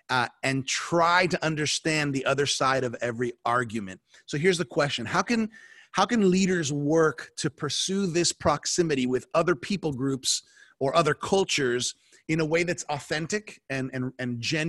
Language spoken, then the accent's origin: English; South Florida, United States; I'll speak as a Hispanic American, right? I was born here in the States in South Florida, but I'm the son of immigrants from Colombia, South America, you know, over 30 something years, almost 40 years ago.